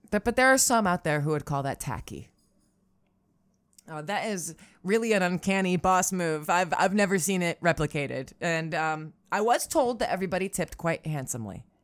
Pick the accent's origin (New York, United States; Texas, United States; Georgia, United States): New York, United States; Syracuse; I'm from Syracuse, so that movie is for me and mine by definition.